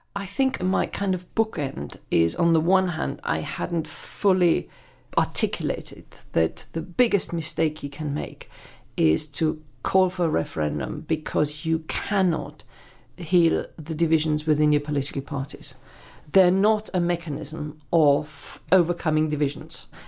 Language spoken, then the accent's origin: English; Germany; moved away as an adult; now in United Kingdom; I grew up in Germany